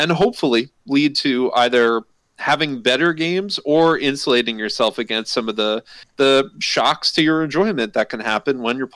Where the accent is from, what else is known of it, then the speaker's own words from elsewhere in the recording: New York, United States; as a New Yorker